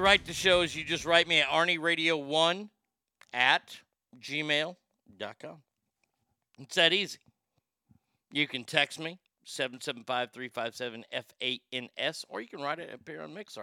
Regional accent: Garland, Texas, United States; it was my hometown

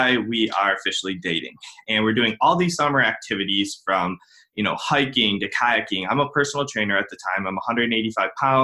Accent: Cleveland, Ohio, United States; I'm from Cleveland, Ohio

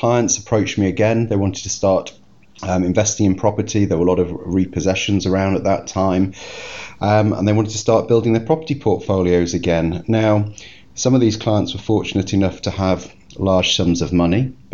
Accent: United Kingdom; being British

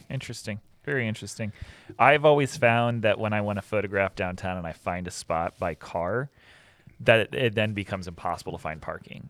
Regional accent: Pickerington, Ohio, United States; moved away as an adult; also born or lived in Columbus, Ohio / Gahanna, Ohio / California; I was born in Columbus. I was raised in Gehenna.

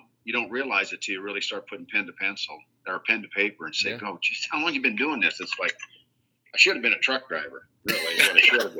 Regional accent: southeast Iowa, United States; moved away as an adult; now in Savannah, Missouri, United States; I came from a small town in southeast Iowa, 200 people

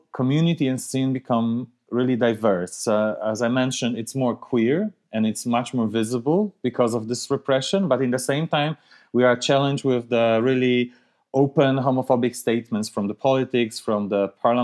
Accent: Białystok, Podlaskie Voivodeship, Poland; moved away; I was born in Białystok. It's northeast part of Poland. It's not a huge city, but it's not that small. But still, I remember quite clear when I was growing up there

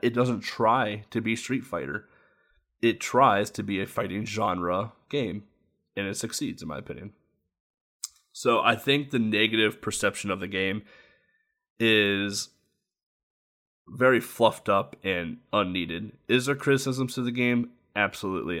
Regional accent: United States; as an American

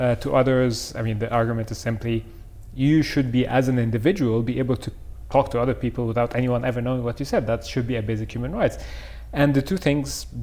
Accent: Cairo, Cairo Governorate, Egypt; now in London, United Kingdom; I grew up in Cairo. That's where I came from.

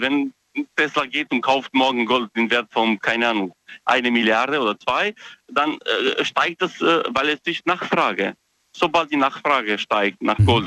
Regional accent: Romania; moved away; Ich komme ursprünglich aus Rumänien

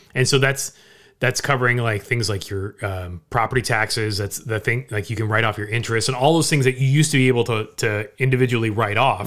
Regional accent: Orange County, Southern California, United States; growing up in Southern California, in Orange County

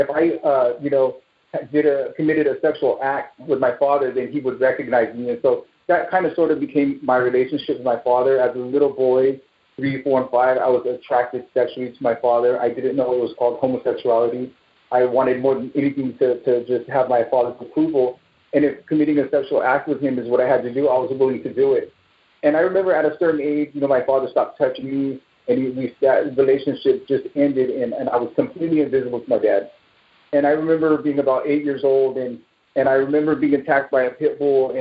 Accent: Bay Area, California, United States; I'm from the Bay Area here in California

